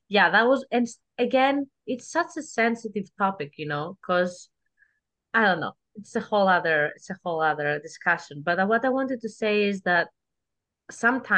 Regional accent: Greece; English is a second language; moved away; I am from Greece

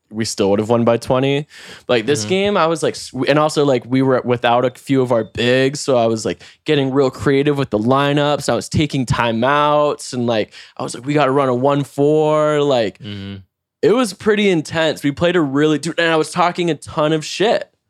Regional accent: North Carolina, United States; I know a lot about basketball. Like I'm from North

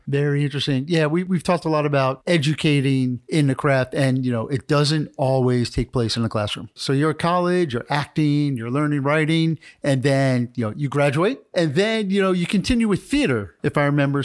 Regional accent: New York, United States; I'm from New York

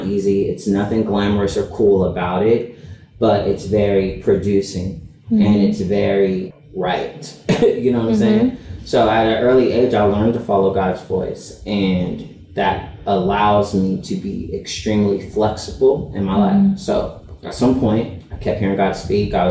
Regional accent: Los Angeles, California, United States; I'm from Los Angeles

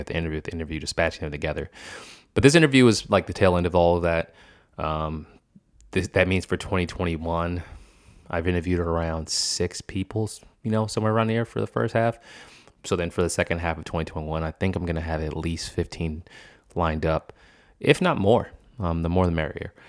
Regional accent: the North, United States; also born or lived in Boston; I'm from the north

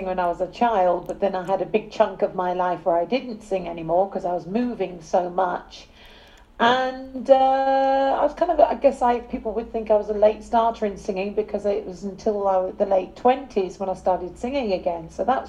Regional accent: London, United Kingdom; moved away; I'm from England. I was born in South London.

